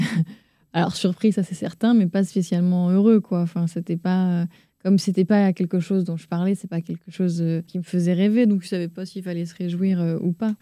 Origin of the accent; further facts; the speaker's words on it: Caen, Normandy, France; also born or lived in Rennes; née à Rennes, en Ille-et-Vilaine, dans le 35, mais j'y ai passé qu'un an. Ma mère faisait euh, ses études de dentaire là-bas, mais euh, après mes parents se sont installés à Caen, en Normandie. Je suis normande